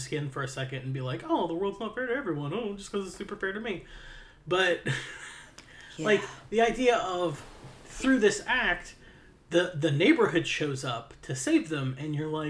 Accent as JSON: {"language": "English", "region": "Appalachia", "country": "United States", "said": "I'm straight Appalachian."}